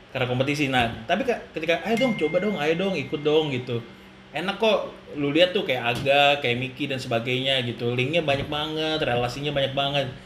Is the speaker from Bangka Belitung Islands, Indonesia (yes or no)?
no; Samarinda, East Kalimantan, Indonesia; gue dari Samarinda